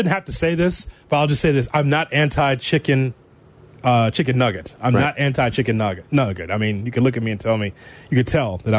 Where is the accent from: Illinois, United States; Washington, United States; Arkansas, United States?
Illinois, United States; Chicago; I'm from Chicago.